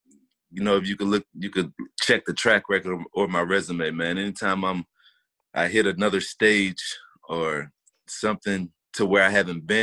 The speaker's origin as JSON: {"language": "English", "town": "Charlotte", "region": "North Carolina", "country": "United States", "tie": "born or raised there", "said": "in Charlotte, in my hometown, in my backyard at the Panther Stadium"}